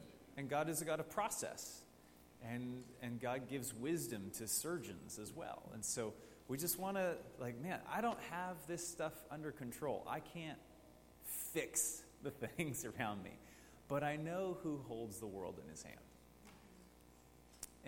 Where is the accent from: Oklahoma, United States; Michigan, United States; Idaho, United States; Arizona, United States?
Idaho, United States; Coeur d'Alene; I grew up in Coeur d'Alene, so I remember the Aryan Nation marches downtown.